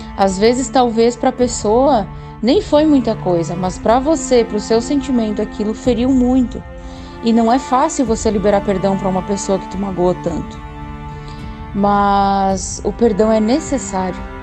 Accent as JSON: {"language": "Portuguese", "town": "Pinhãozinho", "region": "Santa Catarina", "country": "Brazil", "said": "sou da cidade de Pinhãozinho, Santa Catarina"}